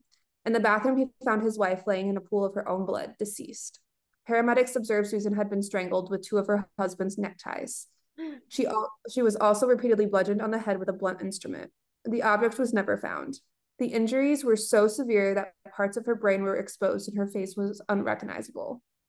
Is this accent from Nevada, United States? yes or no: no; near Shelby Township, Michigan, United States; That literally is 10 minutes from my hometown.